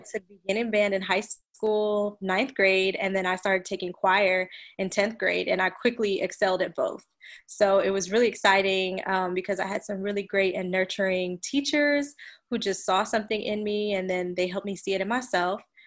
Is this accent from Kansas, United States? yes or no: no; New York City, New York, United States; also born or lived in New Orleans, Louisiana; now in Houston, United States; I'm a native New Yorker. I was born and raised in Brooklyn, New York